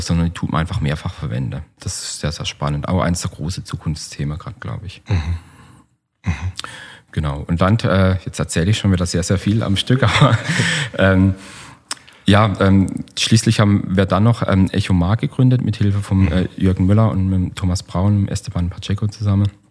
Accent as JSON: {"language": "German", "area": "Black Forest", "region": "Baden-Württemberg", "country": "Germany", "said": "bei uns im Schwarzwald"}